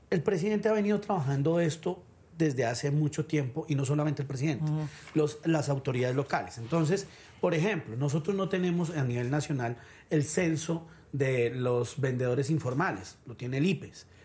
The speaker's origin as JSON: {"language": "Spanish", "country": "Colombia", "said": "Y quiero empezar diciendo que aquí todos somos colombianos"}